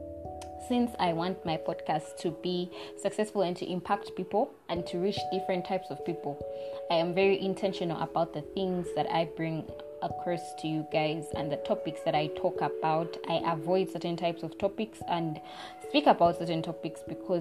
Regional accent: Uganda; we're not exactly American accent speakers in Uganda. We're British English

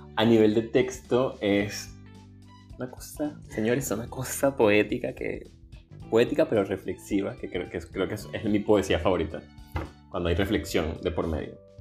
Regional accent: Venezuela; moved away as an adult; soy venezolano

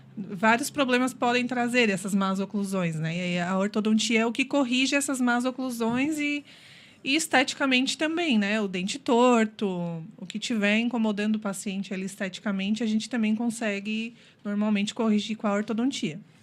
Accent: Criciúma, Santa Catarina, Brazil; also born or lived in Joinville; nasci em Joinville, mas vim para cá com um ano, então sou praticamente criciumense

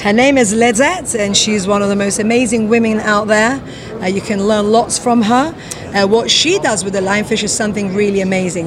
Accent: London, United Kingdom; moved away as an adult; now in Curaçao; Originally, I'm from London, but I've been living in the Caribbean

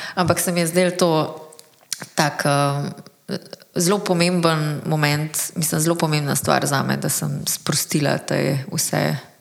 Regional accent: Slovenia; smo Slovenci

